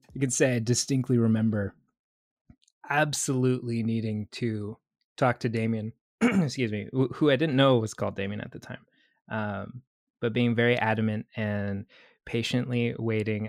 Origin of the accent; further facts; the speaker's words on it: Canada; moved away; also born or lived in Vancouver; I'm Canadian, uh, French Canadian